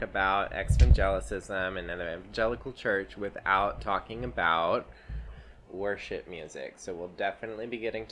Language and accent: English; Lynchburg, Virginia, United States; my experience growing up in Thomas Road Baptist Church around Liberty University and the Falwell family